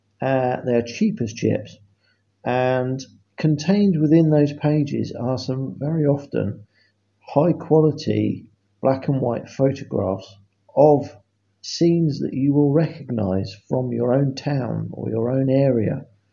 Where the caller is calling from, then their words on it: England, United Kingdom; I am calling from England, which is a part of Great Britain.